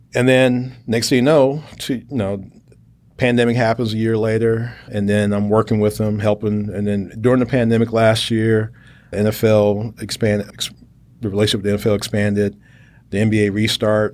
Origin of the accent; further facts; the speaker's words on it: Chicago, Illinois, United States; moved away as an adult; also born or lived in Indiana / Texas; I'm from Chicago. I'm a Midwesterner